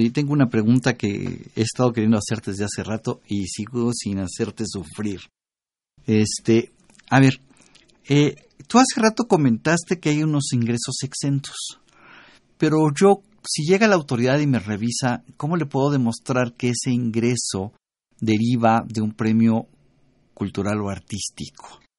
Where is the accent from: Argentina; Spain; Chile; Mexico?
Mexico; Pero soy mexicano.